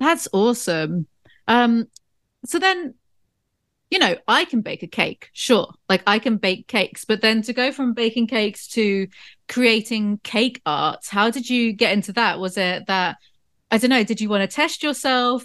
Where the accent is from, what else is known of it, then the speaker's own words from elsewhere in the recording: South West England, United Kingdom; my hometown, 'cause it's kind of like Southwest England in the countryside area